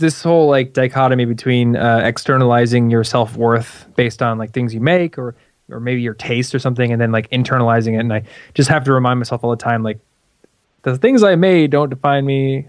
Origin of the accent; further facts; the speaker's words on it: Midwest, United States; Midwest. We don't curse here.